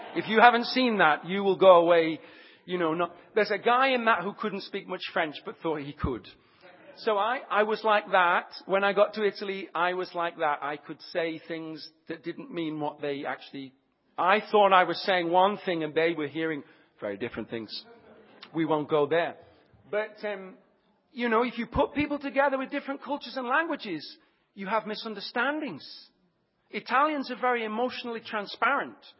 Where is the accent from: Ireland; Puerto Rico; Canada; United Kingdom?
United Kingdom; Leicestershire, East Midlands; moved away; I'm from Leicestershire